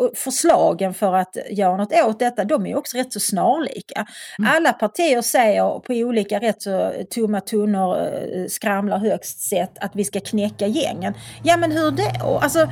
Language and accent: Swedish; Malmö, Skåne, Sweden; jag, kommer från Skåne, jag är uppväxt i Malmö.